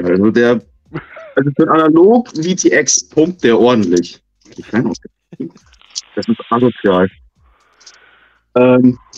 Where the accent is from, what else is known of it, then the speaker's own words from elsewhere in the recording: Munich, Bavaria, Germany; Ähm, komme aus München.